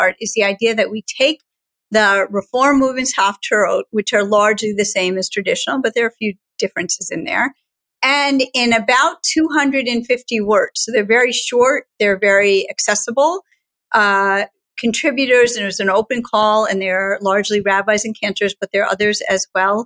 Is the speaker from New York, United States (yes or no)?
yes; Schenectady, New York, United States; I grew up in Schenectady, New York, at Gates of Heaven